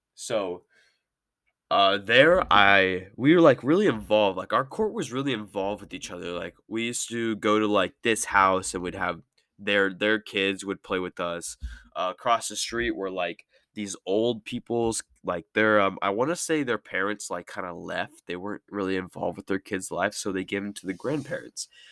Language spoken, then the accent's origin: English; Merced, California, United States; I'm from Merced, California. I'm sixteen.